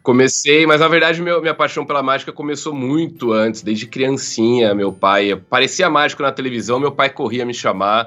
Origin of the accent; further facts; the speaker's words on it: Jaú, São Paulo, Brazil; eu sou de Jaú, interior de São Paulo